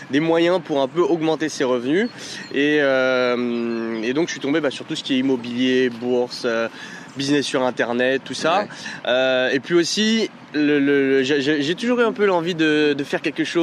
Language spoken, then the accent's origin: French; Paris, Île-de-France, France; now in Lyon, France; 27 ans, j'habite à Lyon, mais je suis originaire de Paris.